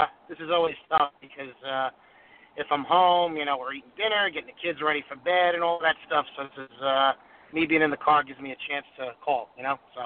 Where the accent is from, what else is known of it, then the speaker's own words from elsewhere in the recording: Farmingdale, New York, United States; It's your good friend … from Farmingdale, Long Island.